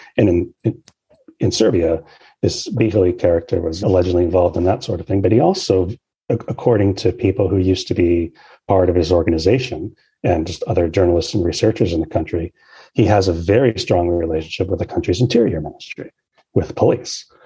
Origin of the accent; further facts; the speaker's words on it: Canada; Canada, my home country